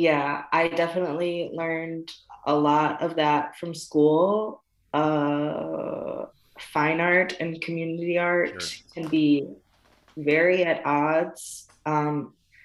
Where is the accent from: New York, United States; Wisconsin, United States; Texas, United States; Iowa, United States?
Wisconsin, United States; Watertown; now in Milwaukee, United States; the family and friends that I grew up with in Watertown